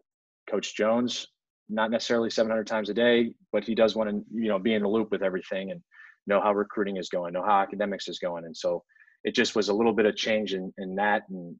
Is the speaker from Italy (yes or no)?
yes; Italy; born there; also born or lived in everywhere; I was born overseas in Italy, but I've lived everywhere. My dad was military